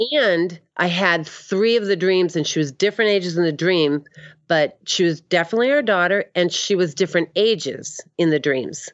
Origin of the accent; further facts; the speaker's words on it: Boston, Massachusetts, United States; moved away; also born or lived in Maine; I'm from the Northeast